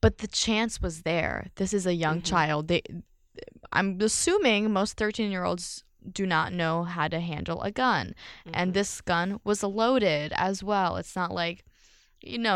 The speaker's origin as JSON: {"language": "English", "town": "Philadelphia", "region": "Pennsylvania", "country": "United States", "tie": "born or raised there", "said": "I grew up in Philly"}